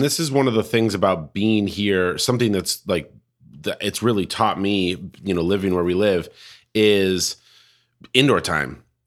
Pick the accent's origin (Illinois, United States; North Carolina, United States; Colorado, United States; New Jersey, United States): Colorado, United States; now in Portland, United States; I'm from Colorado.